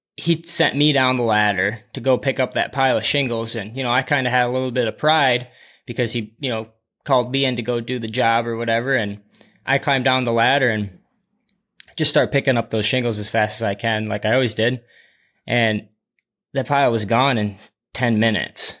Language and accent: English; Dubuque, Iowa, United States; I was born and raised in Dubuque, Iowa